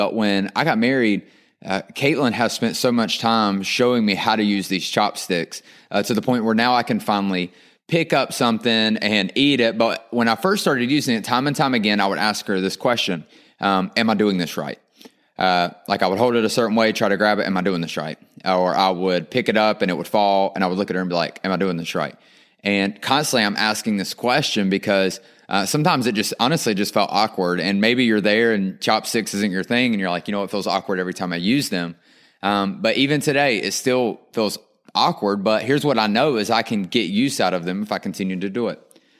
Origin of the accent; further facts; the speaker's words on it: North Carolina, United States; accent: twang; Now, I'm from North Carolina. That's why I got this twang.